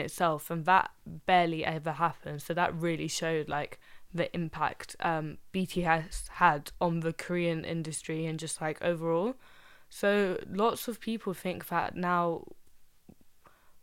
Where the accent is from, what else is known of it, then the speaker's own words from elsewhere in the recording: Egypt; moved away; I'm from Egypt